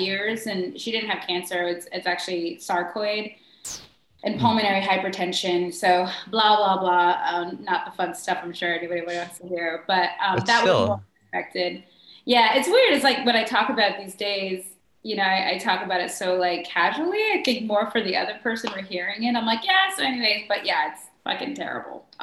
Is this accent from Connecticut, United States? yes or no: yes; Bristol, Connecticut, United States; also born or lived in California; now in Los Angeles, United States; I was born in Bristol. I was raised in Bristol, Connecticut.